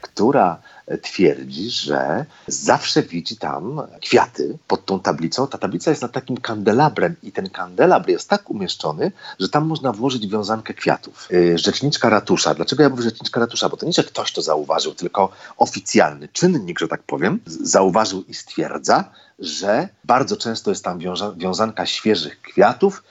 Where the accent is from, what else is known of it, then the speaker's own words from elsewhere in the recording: Poland; Jestem z Polska